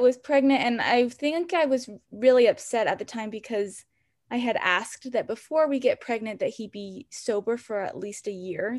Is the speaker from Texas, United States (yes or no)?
no; Salt Lake City, Utah, United States; now in Provo, United States; I'm originally from Salt Lake City, so really close to where I live now